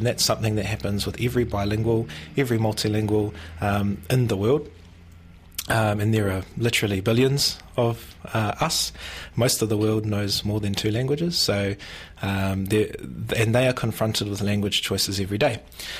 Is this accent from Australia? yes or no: no; Whanganui, Manawatū-Whanganui, New Zealand; I was born and raised in Whanganui, in a suburb called Gonville, and my family, some of them still live there, are in different parts of Whanganui.